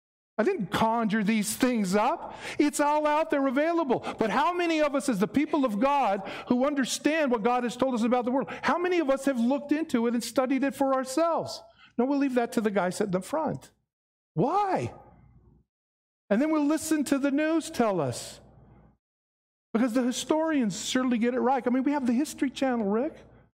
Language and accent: English; Mesquite, Nevada, United States; I'm from Nevada. Where are you from? Las Vegas? Well, no, little place outside of Vegas. Really? Where's that? Mesquite.